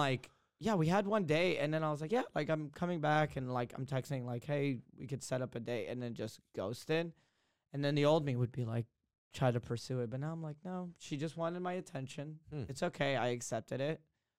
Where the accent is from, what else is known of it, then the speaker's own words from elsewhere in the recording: Texas, United States; now in California, United States; I'm from Texas and I live in California.